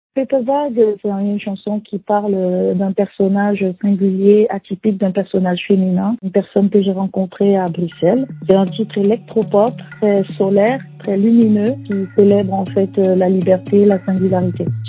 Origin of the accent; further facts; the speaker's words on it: Anglophone Cameroon, Cameroon; moved away; je suis originaire du Cameroun euh, anglophone et j'ai grandi dans une famille de mélomanes